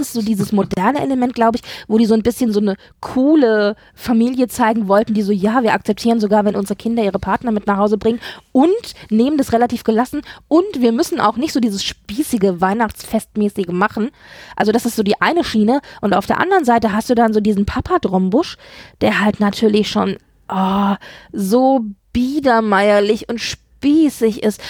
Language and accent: German; Hesse, Germany; als alter Hesse, ich bin ja ein Hesse